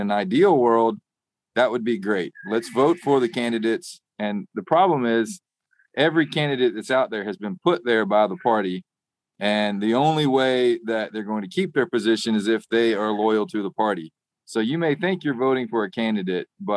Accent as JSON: {"language": "English", "region": "Arkansas", "country": "United States", "tie": "born or raised there", "moved": "yes", "lives_now": "Nashville, United States", "said": "I grew up in Arkansas"}